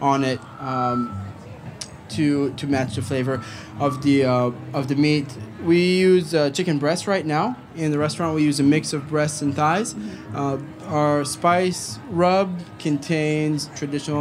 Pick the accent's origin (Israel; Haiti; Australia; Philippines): Israel; Galilee, Northern District; moved away as an adult; also born or lived in Tel Aviv / New York City; now in Charlotte, United States; I'm from Israel. I grew up in a small city in the center of the Galilee.